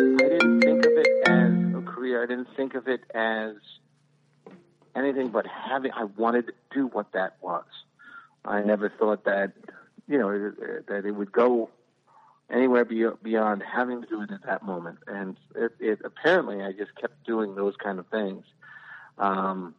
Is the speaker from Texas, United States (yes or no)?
no; New York City, New York, United States; I grew up in the Bronx in the area called Parchester